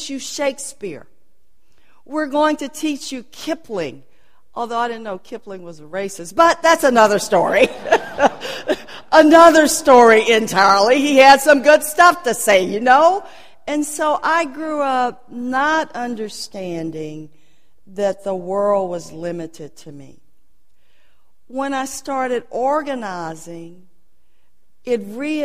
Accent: Port Arthur, Texas, United States; as a colored girl growing up in Port Arthur, we were taught that the King's English was the proper way to speak.

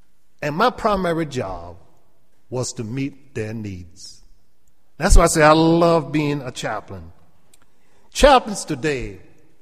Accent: Sanford, South Carolina, United States; born or raised there; accent: Gullah/Geechee

